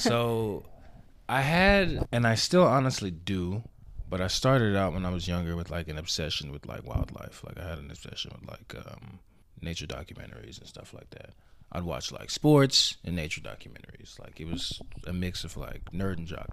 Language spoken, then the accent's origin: English; Houston, Texas, United States; also born or lived in Alief, Houston / Seguin, Texas / San Antonio, Texas; I'm from Houston, Texas. Born and raised